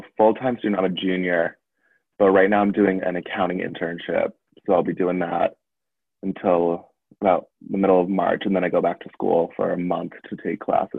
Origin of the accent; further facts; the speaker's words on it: Foxborough, Massachusetts, United States; Yeah, Foxborough.